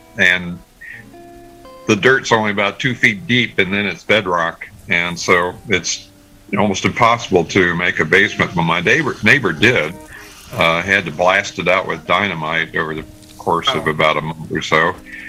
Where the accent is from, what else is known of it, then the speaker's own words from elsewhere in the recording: Findlay, Ohio, United States; moved away; Yes, it was up in northern Ohio. I'm from Findlay, Ohio, originally. I went to school at Ohio State.